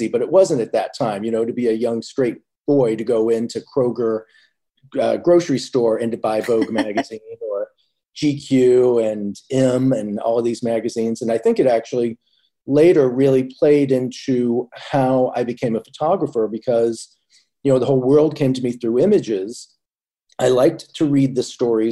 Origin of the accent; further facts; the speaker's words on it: Indianapolis, Indiana, United States; moved away as an adult; now in New York, United States; I was like just slightly more in, closer to the city in Indianapolis than where she was from.